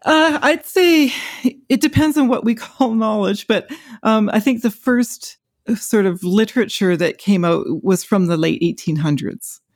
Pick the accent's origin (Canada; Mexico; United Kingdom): Canada; Western Canada; as I grew up in forests in Western Canada, you know, I was a child of the forest